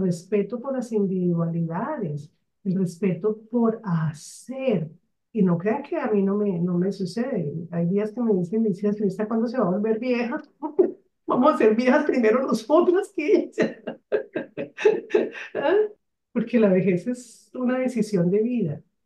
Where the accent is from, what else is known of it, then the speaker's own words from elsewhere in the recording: Barranquilla, Atlántico, Colombia; moved away; also born or lived in Bogotá; Yo soy de una ciudad de la costa llamada Barranquilla, que se caracteriza por su carnaval que se caracteriza por la alegría de sus personas. Sin embargo, nací aquí